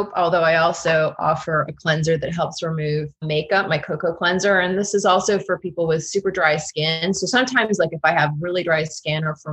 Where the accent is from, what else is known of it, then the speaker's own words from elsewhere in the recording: Florida, United States; now in Washington, DC, United States; I'm from Florida